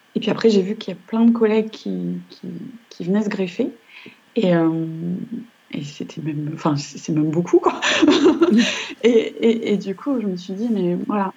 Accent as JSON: {"language": "French", "region": "northern France", "country": "France", "tie": "born or raised there", "also_born_or_lived": "Nice / Lyon academy area", "moved": "as an adult", "said": "je suis née dans le Nord. Donc, j'ai passé toutes mes études dans le Nord de la France"}